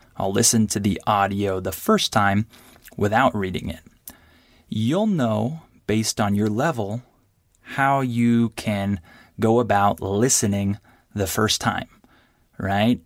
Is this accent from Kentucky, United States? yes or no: no; California, United States; first language English; I'm from California